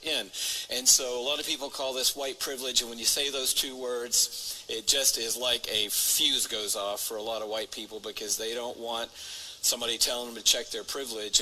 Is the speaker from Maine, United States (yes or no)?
no; Atlanta, Georgia, United States; allowed me to grow up in Atlanta